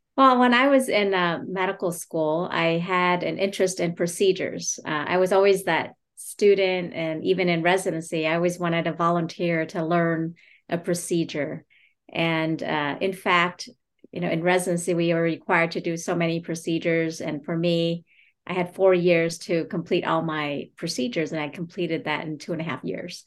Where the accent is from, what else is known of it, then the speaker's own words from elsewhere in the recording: United States; my journey as a refugee and my family's experience growing up in America